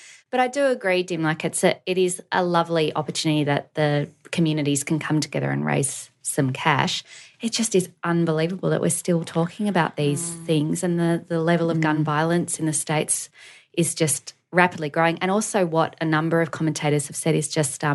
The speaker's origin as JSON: {"language": "English", "country": "Australia", "also_born_or_lived": "North America", "said": "we're Australian"}